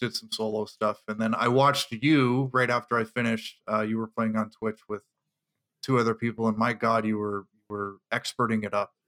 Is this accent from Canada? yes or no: yes; Canada; I'm the Canadian